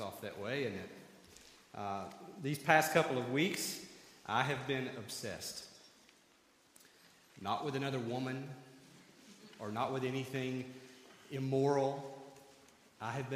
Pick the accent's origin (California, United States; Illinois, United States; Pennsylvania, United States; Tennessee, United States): Tennessee, United States; 30 minutes outside of Knoxville; I grew up 30 minutes outside of Knoxville, Tennessee